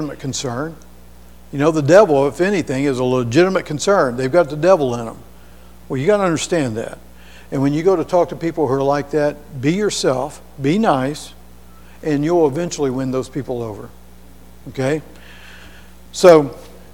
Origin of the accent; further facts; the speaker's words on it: Hamilton, United States; on the Knob where I was raised up in Hamilton.